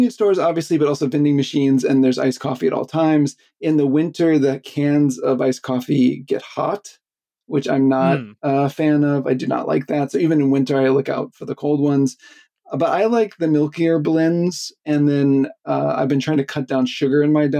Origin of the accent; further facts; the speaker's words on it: Pensacola, Florida, United States; also born or lived in Oxford, Mississippi; now in Tokyo, Japan; So I grew up in the South in the United States, and mostly in Pensacola, Florida